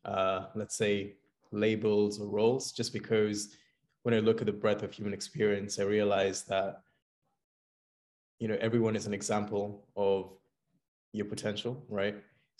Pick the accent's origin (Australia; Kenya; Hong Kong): Kenya; now in London, United Kingdom; So I'm from London right now, but originally actually hail from Kenya. So that's in East Africa.